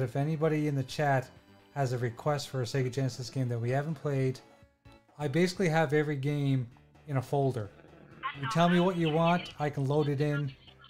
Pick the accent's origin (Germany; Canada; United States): Canada; I'm from Canada, so I can speak French.